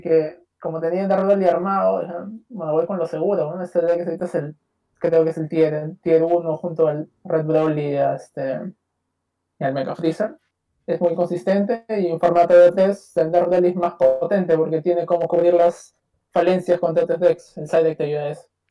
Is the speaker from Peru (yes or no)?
yes; Peru; yo soy de Perú, Latinoamérica, acá